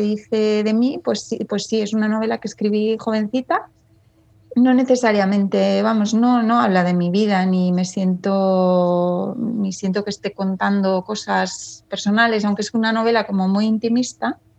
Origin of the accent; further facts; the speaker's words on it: Madrid, Community of Madrid, Spain; also born or lived in Ireland / England / Washington DC; estoy en Madrid y nací en Madrid